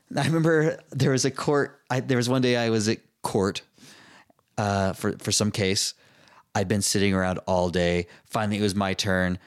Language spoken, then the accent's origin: English; Utah, United States; growing up in Utah, everybody moves away and goes on missions